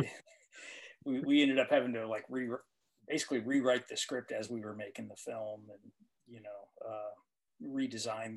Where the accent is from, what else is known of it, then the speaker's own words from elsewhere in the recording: Tennessee, United States; my brother and I, we grew up primarily in Tennessee